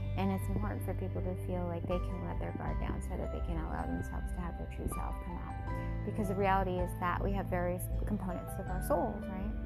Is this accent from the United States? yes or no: yes; Washington, United States; my home state of Washington